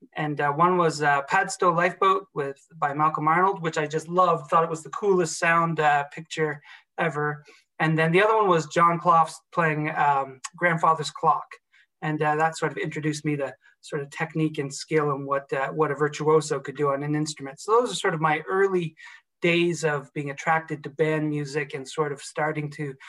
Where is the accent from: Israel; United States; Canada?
Canada; Ontario; also born or lived in Toronto / Halifax; I was born in Toronto, in Canada. I'm an officer's kid, though, so I grew up all over, mostly in Ontario, which is sort of center of Canada, but did spend 4 very important formative years in my teens in Halifax, Nova Scotia